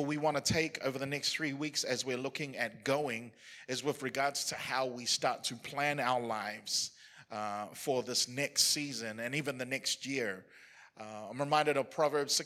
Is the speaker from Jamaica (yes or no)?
no; New Zealand; as a New Zealander, as somebody who was born and raised in New Zealand